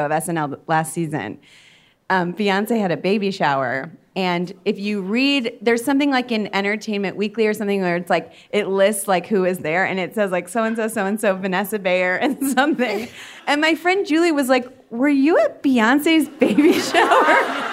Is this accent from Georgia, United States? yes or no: no; Cleveland, Ohio, United States; moved away; we're also both from Cleveland